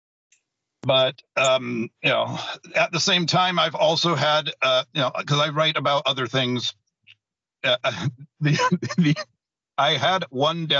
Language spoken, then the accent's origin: English; Tacoma, Washington, United States; I was born in Tacoma. My parents were born in Tacoma